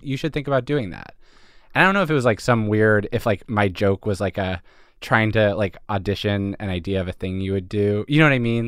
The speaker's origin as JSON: {"language": "English", "town": "Philadelphia", "region": "Pennsylvania", "country": "United States", "also_born_or_lived": "Montreal", "moved": "as an adult", "said": "I'm from Philadelphia, or I'm from suburban Philadelphia, and I went to school in Montreal"}